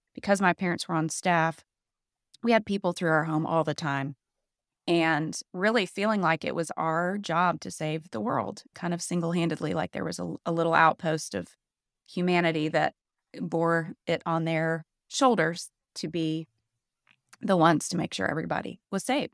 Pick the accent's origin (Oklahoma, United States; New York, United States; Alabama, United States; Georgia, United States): Georgia, United States; Atlanta; moved away; I grew up in Atlanta, and I grew up in kind of the just epicenter of white Southern evangelicalism